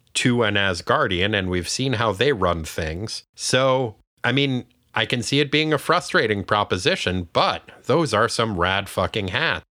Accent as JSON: {"language": "English", "region": "New Hampshire", "country": "United States", "tie": "born or raised there", "said": "my home state of New Hampshire"}